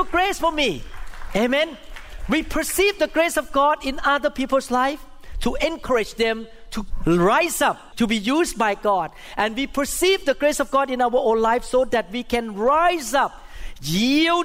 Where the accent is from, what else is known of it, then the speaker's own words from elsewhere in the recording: Thailand; first language Thai; English is a second language; moved away; I grew up in Catholic school in Thailand